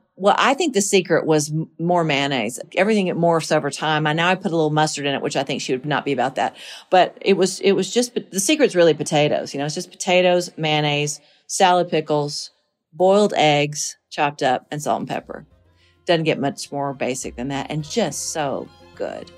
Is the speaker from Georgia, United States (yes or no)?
yes; Monticello, Georgia, United States; born or raised there; moved away as an adult; now in Tennessee, United States